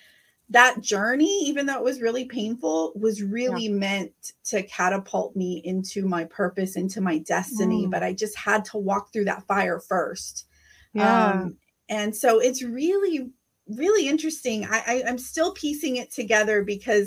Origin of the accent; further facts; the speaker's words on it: Rio Grande Valley, South Texas, United States; I am here from the Rio Grande Valley. I'm here from South Texas, just like you